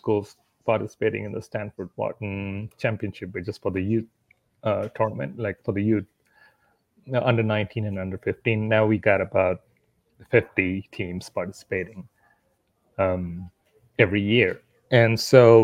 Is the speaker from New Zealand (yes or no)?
no; India; moved away as an adult; now in Costa Rica; I grew up in India.